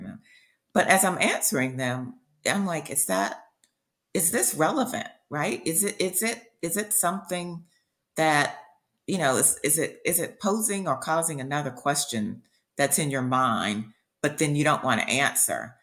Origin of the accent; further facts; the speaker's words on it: Columbia, South Carolina, United States; now in Charleston, United States; I grew up in South Carolina.